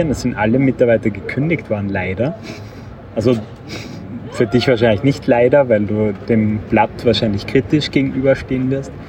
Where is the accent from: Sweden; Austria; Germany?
Austria; moved away; Und neuerdings komme ich zwar aus Österreich, aber ich wohne nicht mehr in Österreich.